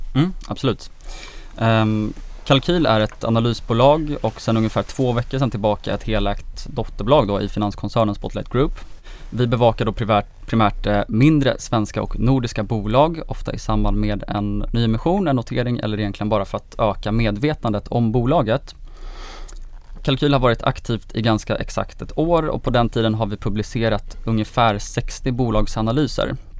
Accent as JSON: {"language": "Swedish", "region": "Gotland", "country": "Sweden", "said": "jag är 26 år, jag kommer från Gotland"}